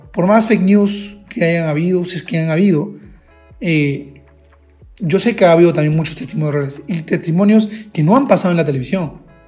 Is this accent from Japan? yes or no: no; Peru; yo soy de Perú